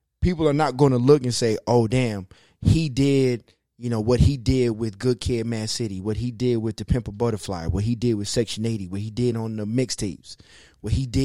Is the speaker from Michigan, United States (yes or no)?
yes; Detroit, Michigan, United States; born or raised there